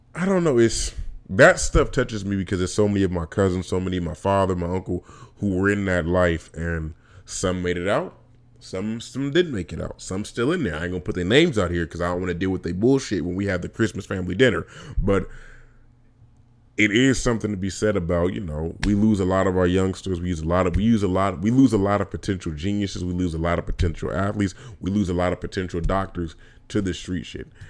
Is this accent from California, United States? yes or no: yes; Vallejo, California, United States; moved away; also born or lived in Alabama; I grew up in Vallejo, California, and Vallejo, California, I lived in South Vallejo, I lived in East Vallejo